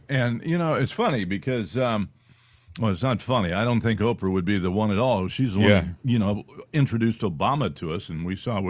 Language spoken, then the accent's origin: English; California, United States; We grew up in California